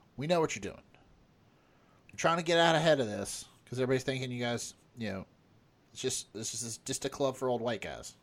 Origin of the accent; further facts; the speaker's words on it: West Virginia, United States; we grew up in West Virginia